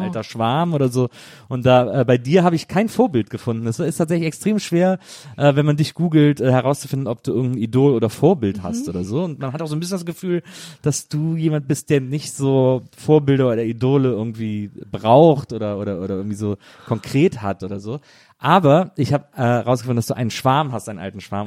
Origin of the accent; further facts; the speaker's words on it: Wesseling, North Rhine-Westphalia, Germany; now in Berlin, Germany; ich komme aus Wesseling, das ist eine Kleinstadt zwischen mhm. Köln und Bonn